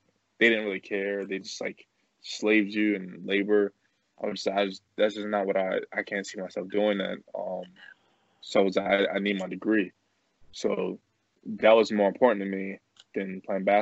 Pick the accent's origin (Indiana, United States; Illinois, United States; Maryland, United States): Maryland, United States; Glen Burnie; I played for Old Mill High School. We're both from Glen Burnie